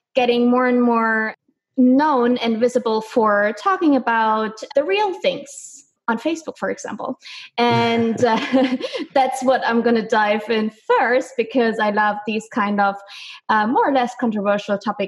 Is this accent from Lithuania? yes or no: no; Germany; moved away as an adult; I am from Germany. So I kind of grew up on bread and potatoes